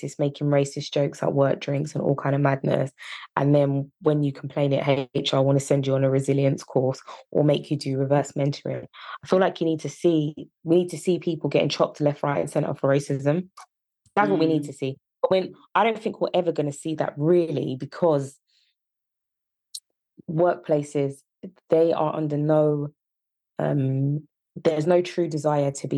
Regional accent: Yorkshire and the Humber, United Kingdom; accent: Yorkshire; My Yorkshire accent

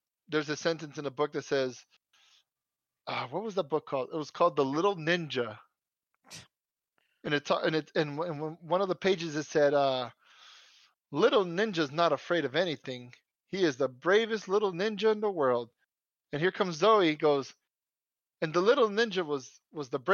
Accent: United States; first language Spanish; English is a second language; Born here in the good old USA

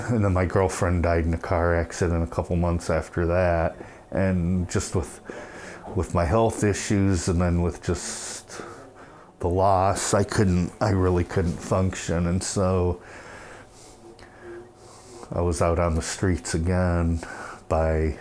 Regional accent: Portage, United States; also born or lived in Colorado; I'm from this area. I was raised in Portage, and I lived in Colorado for part of my life too

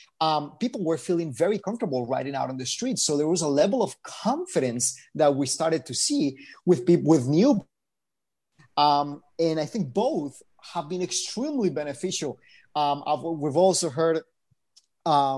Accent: Bogotá, Colombia; also born or lived in Miami; now in Los Angeles, United States; I'm originally from Bogota, Colombia, but I lived in Miami first.

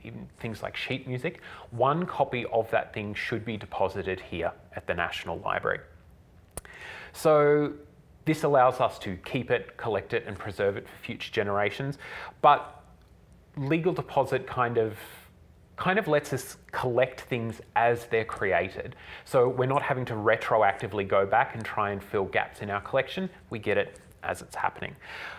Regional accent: Australia; It's published in Australia. I'm Australian. The theme is Australian.

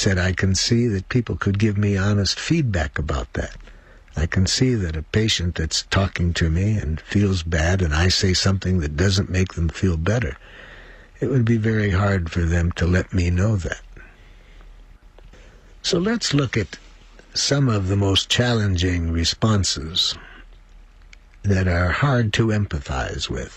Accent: United States; I'm from the United States

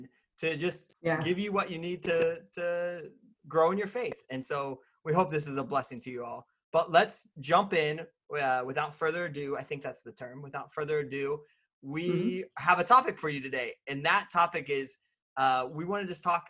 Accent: Indiana, United States; now in Washington, United States; I'm originally from Indiana

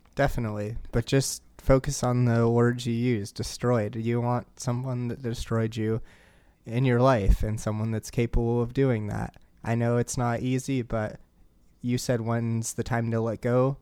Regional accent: Portland, Oregon, United States; my hometown team

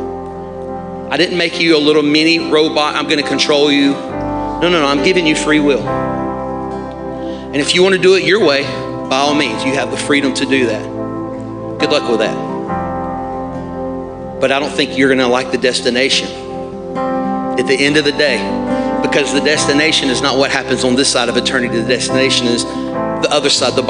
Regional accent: Alabama, United States; moved away; I'm from Alabama

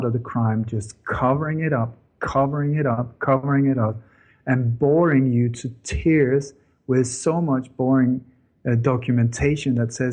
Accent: Sweden; also born or lived in Denmark; I was born in Denmark, but I grew up in Sweden

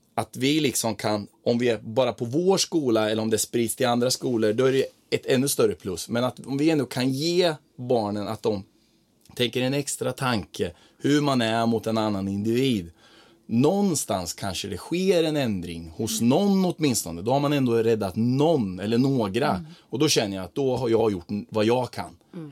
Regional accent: Croatia; now in Sweden; nere i mitt hemland i Kroatien där jag är ifrån där hälsar alla på varandra

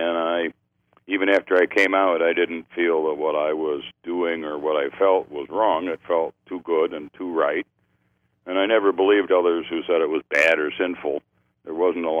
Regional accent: Chicago area, Illinois, United States; moved away; I was raised in Chicago, in the Chicago area, in the suburbs

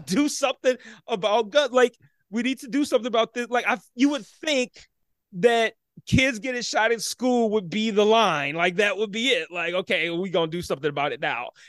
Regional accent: Detroit, Michigan, United States; born and raised in Detroit

